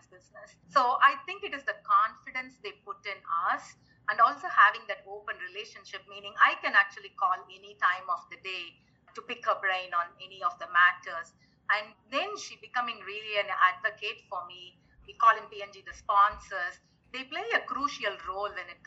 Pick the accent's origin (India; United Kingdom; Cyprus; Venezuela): India; also born or lived in United States / Panama; now in Manila, Philippines; I grew up in India, so it's close to home